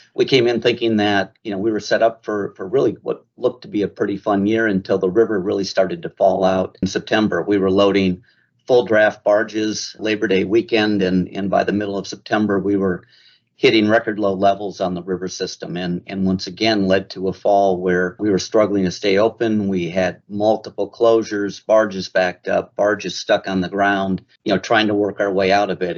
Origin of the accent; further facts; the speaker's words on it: Mankato, Minnesota, United States; I was born in the Minneapolis area, raised in a city called Mankato, Minnesota